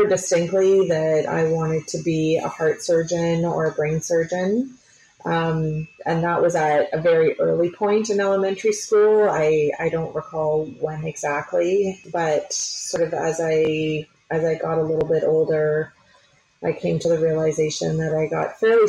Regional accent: Picton, Ontario, Canada; I grew up in Picton, which is a small town of about 5,000 people, just sort of southwest of Kingston.

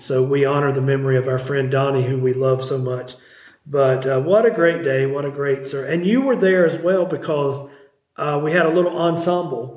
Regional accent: Abbs Valley, Virginia, United States; our little church that I grew up at in Abbs Valley

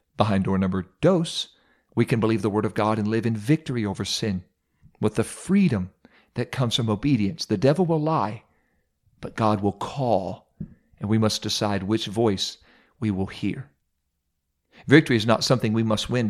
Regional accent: Mount Vernon, Ohio, United States; I served as pastor of Apostolic Church here in my hometown, home church here in Mount Vernon, Ohio

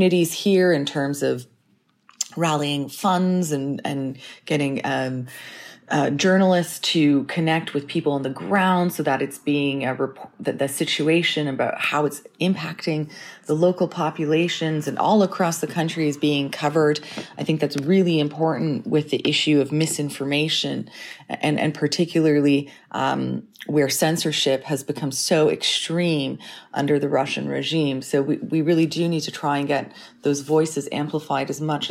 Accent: Canada; also born or lived in Ukraine; now in London, United Kingdom; I'm Ukrainian Canadian

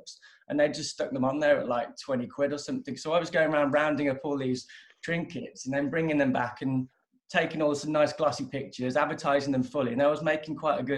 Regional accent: Lichfield, West Midlands, United Kingdom; also born or lived in Sheffield / Canada; now in Birmingham, United Kingdom; I was born over in Lichfield, and then I went off to uni up in Sheffield.

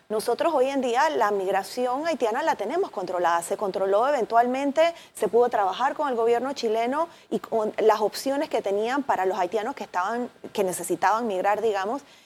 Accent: Panama

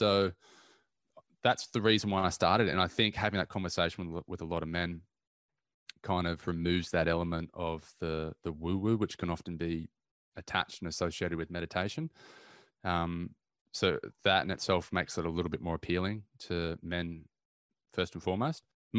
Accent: Newcastle, New South Wales, Australia; Going for a surf. Growing up in Newcastle. It's one of the key things that you pretty much do when you're around there. So I grew up surfing, so I love that.

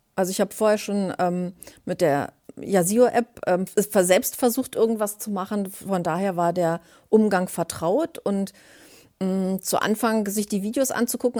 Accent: Berlin, Germany; ich bin 56 Jahre alt, komme aus Berlin

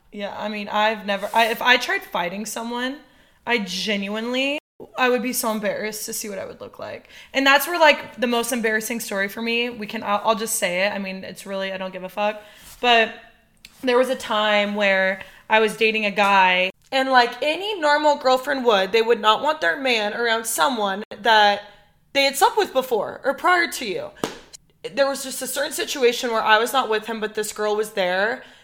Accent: Iowa, United States; moved away as an adult; also born or lived in Ames, Iowa / Los Angeles / Nashville; I grew up in Iowa.

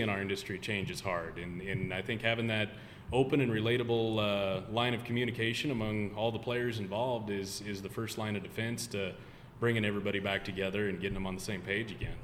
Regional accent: Nebraska, United States; growing up in Nebraska

